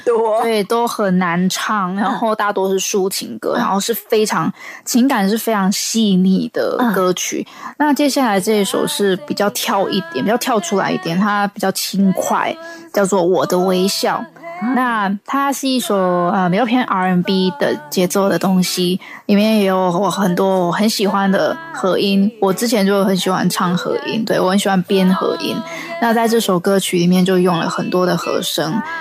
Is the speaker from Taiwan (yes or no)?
yes; Taiwan; 来自台湾的创作歌手